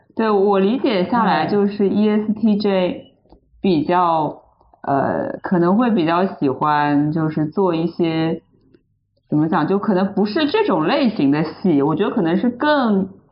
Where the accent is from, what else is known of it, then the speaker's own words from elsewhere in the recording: China; 我们中国人可以说是从小传统教育它就是一种就是答题的，就是那个应试教育的这种逻辑下成长起来的